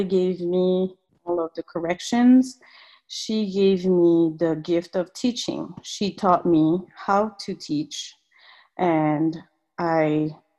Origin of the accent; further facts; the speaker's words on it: French Polynesia; English is a second language; moved away as an adult; also born or lived in Raiatea; now in Las Vegas, United States; I was born on the island of Tahiti, but my family is actually from Raiatea. And I grew up mostly in Tahiti, and a couple years I went to live with my family in Raiatea also